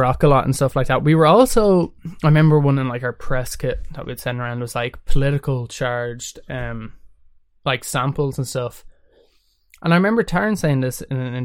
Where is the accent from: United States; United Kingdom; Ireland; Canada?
Ireland; being Irish and growing up in Ireland